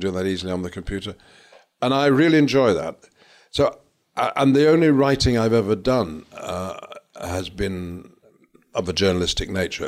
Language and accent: English; Lancashire, North West England, United Kingdom; I'm from Lancashire